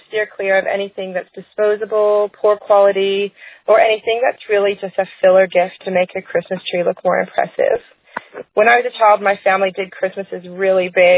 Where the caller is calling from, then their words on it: Queensland, Australia; calling from Queensland, Australia.